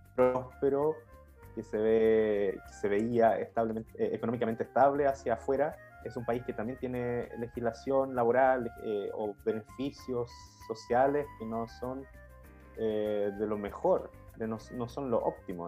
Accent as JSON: {"language": "Spanish", "town": "Rancagua", "region": "O'Higgins", "country": "Chile", "moved": "as an adult", "lives_now": "Sweden", "said": "nosotros somos de la misma ciudad en Chile, somos de Rancagua"}